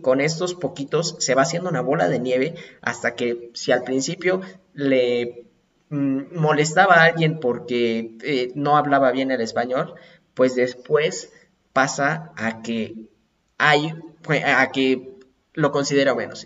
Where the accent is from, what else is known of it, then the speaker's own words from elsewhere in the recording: Mexico; somos mexicanos